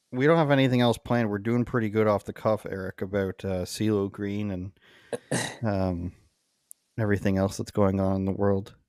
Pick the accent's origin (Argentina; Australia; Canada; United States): Canada; my experience as a Canadian